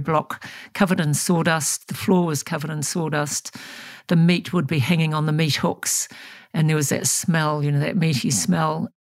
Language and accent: English; Thames, Waikato, New Zealand; moved away; I grew up in Thames, which is up on the Coromandel